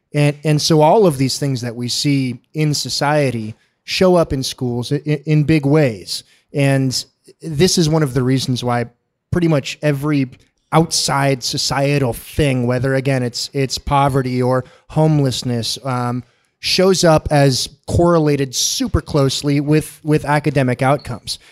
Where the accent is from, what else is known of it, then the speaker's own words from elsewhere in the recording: San Diego, California, United States; I'm born and raised in San Diego. Uh, I've never lived a, anywhere else in my life.